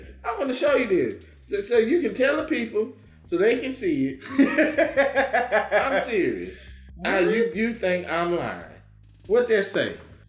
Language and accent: English; Fort Worth, Texas, United States; I'm from Funky Town. I'm from Rolling Hills. I'm …. That's where I used to stay. That's where I grew up.